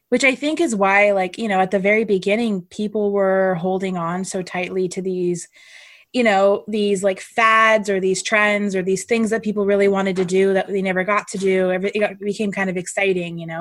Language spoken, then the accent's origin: English; California, United States; now in Connecticut, United States; Lauren and I met in California and we're both from California, I live uh, in Connecticut now